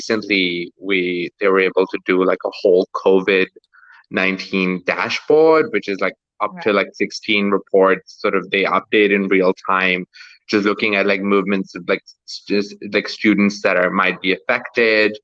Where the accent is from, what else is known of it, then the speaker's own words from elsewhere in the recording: Pakistan; moved away; I'm originally from Pakistan